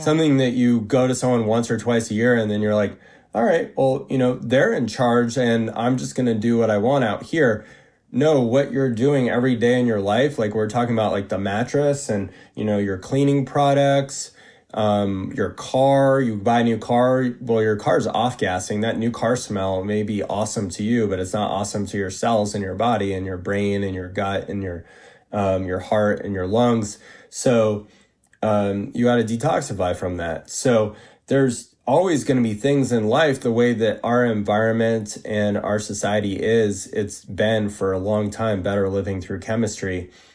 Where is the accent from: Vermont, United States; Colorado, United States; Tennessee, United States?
Vermont, United States; I worked on an organic vegetable farm in my hometown in Vermont